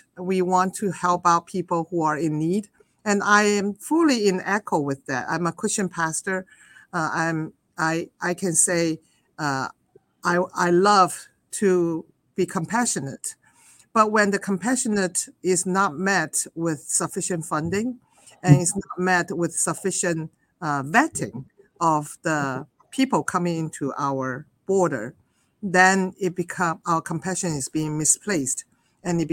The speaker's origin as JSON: {"language": "English", "town": "Guangzhou", "region": "Guangdong", "country": "China", "tie": "born or raised there", "also_born_or_lived": "Illinois, United States", "moved": "as an adult", "lives_now": "New York City, United States", "said": "I was born in China and I grew up in southern China, the city Guangzhou or Canton"}